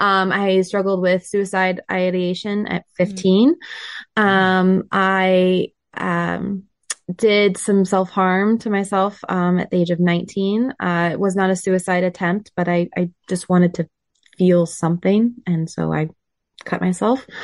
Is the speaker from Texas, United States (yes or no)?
no; Billings, Montana, United States; moved away as an adult; also born or lived in Missoula, Montana; now in Michigan, United States; So I was born and raised in Billings. It's just the largest city in Montana.